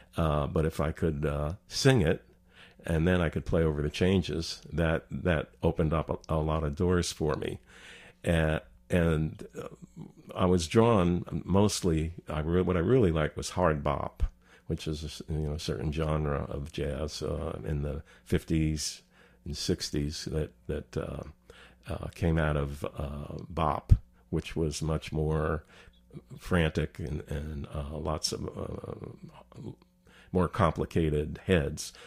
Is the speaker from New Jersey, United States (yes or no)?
yes; New Jersey, United States; moved away as an adult; also born or lived in Baltimore / Long Branch / Seattle; now in Tucson, United States; I grew up in New Jersey